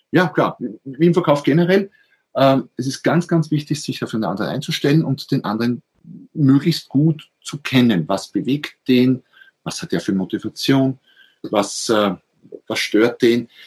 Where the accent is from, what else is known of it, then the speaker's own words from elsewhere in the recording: Austria; Ich bin Österreicher, wie man wahrscheinlich äh, hört. Also viele Grüße auf dem Weg an Schweizer Nachbarn.